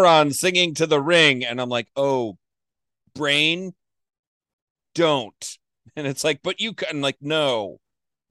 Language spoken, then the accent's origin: English; Florida, United States; I was born in Florida